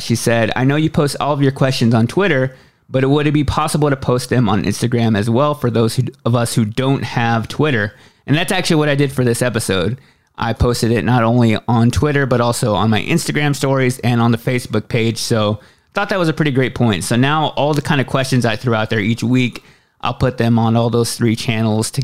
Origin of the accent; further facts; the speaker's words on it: Waxahachie, Texas, United States; moved away; my hometown of Waxahachie, Texas, which is about 30 miles south of Dallas, and a place that I haven't been back to in quite a while